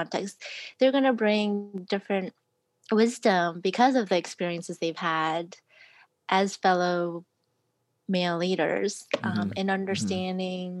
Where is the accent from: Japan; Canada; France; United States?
United States; Maryland; I'm from Maryland